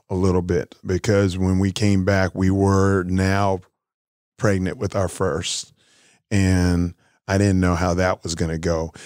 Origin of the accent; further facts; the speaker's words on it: South Florida, United States; moved away; also born or lived in Searcy, Arkansas; I'm a kid from South Florida, black kid from the, from the city.